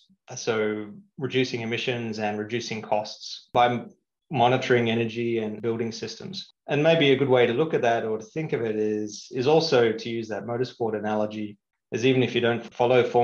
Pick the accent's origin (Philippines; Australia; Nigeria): Australia; moved away as an adult; also born or lived in London, United Kingdom; now in Singapore; I grew up in Australia